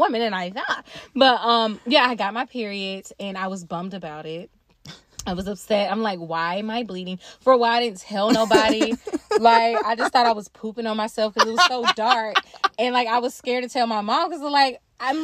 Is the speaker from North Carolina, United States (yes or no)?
yes; North Carolina, United States; growing up in North Carolina, especially in the public school system